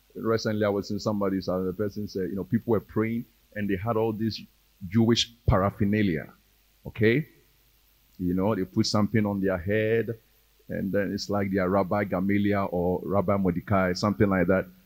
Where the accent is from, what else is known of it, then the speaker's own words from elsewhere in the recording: Ghana; We are Ghanaian Christians